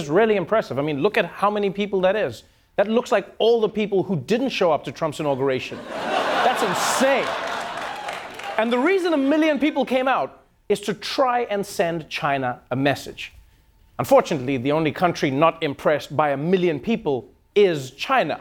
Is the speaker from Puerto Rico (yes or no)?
no; South Africa; moved away; my home country, South Africa